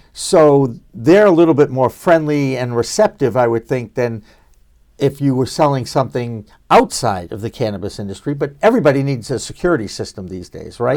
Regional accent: Boston, Massachusetts, United States; growing up in Boston

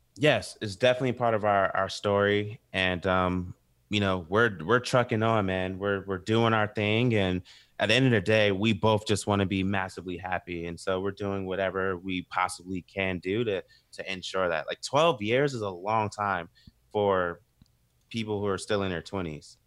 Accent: the South, United States; we literally grew up together, and we're from the South too

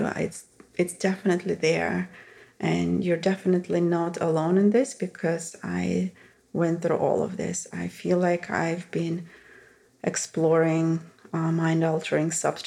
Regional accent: Russia; moved away; growing up in Russia

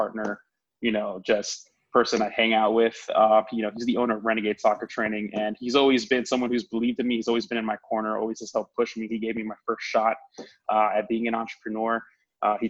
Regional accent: Florida, United States; moved away as an adult; I grew up in Florida pretty much for most of my life.

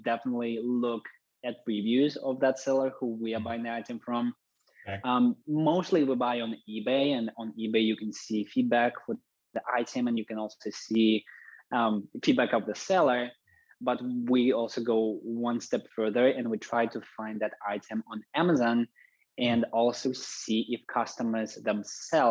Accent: Russia; moved away; to visit my relatives back home in Russia. I'm originally from Russia.

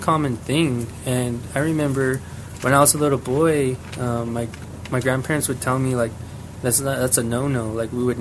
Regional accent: New Mexico, United States; we're Apache

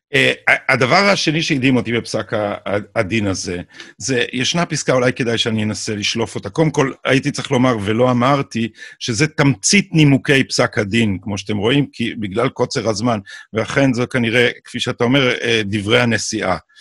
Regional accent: Jerusalem, Jerusalem District, Israel; אני בא מהאליטה האשכנזית של ירושלים

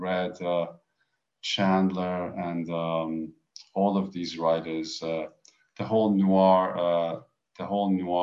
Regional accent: Iran

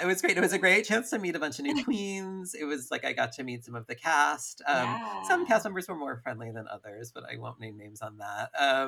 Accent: upstate New York, United States; also born or lived in San Francisco; now in Los Angeles, United States; I grew up in upstate New York, and then I moved to San Francisco, and then I moved back, and then I moved to LA.

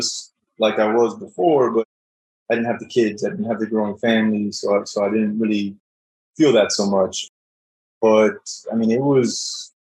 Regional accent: South Florida, United States; now in Dallas, United States; I'm originally from South Florida. Now I live in Dallas

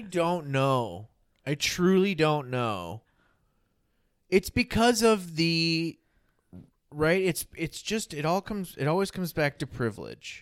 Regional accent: United States; I'm an American

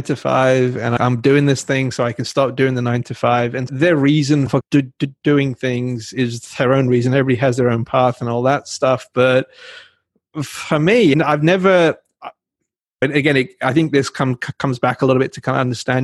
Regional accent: England, United Kingdom; now in United States; I grew up in England

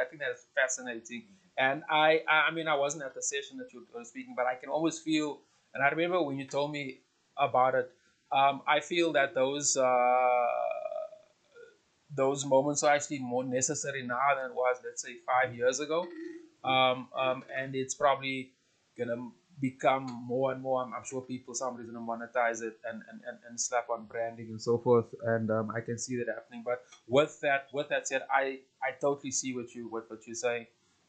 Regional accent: South Africa; And I'm talking mostly from South African perspective.

